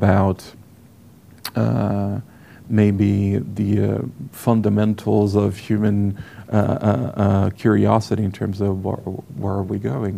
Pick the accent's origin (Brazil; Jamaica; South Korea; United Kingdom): Brazil; English is a second language; moved away as an adult; now in United States; I was from Brazil